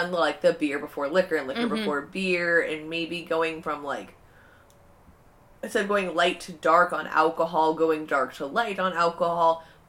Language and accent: English; Southern California, United States; growing up in Southern California